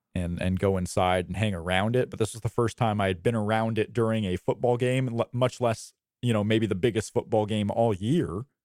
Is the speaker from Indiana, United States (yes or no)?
yes; Indiana, United States; also born or lived in Florida; I was born in Florida, and I've grown up in Indiana